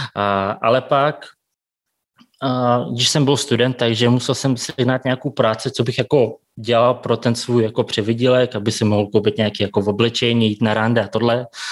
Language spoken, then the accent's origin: Czech; Tomsk, Tomsk Oblast, Russia; Czech is a second language; moved away as an adult; also born or lived in Kazakhstan; now in Prague, Czechia; pak jsme s maminkou přestěhovali do Ruska, tam jsem byl sedm let, takže jsem tam dodělal jako tu střední školu